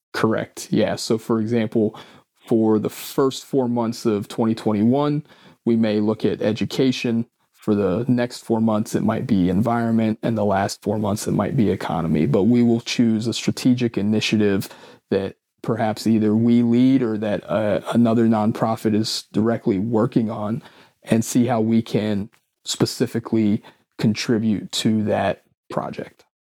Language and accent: English; Mason County, West Virginia, United States; moved away as an adult; also born or lived in Washington, D.C.; now in Northern Virginia, United States; growing up in Mason County